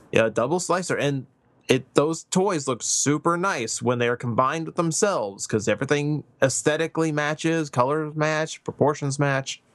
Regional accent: United States; being American

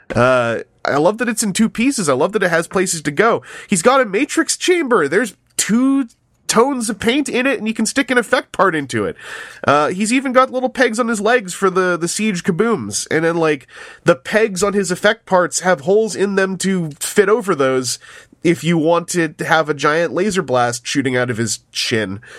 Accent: Canada; as a Canadian

